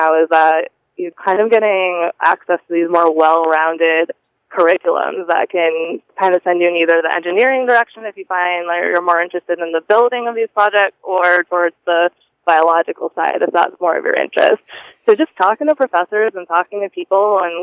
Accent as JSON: {"language": "English", "region": "Massachusetts", "country": "United States", "moved": "as an adult", "lives_now": "New Orleans, United States", "said": "I'm originally from Massachusetts, up in the Northeast"}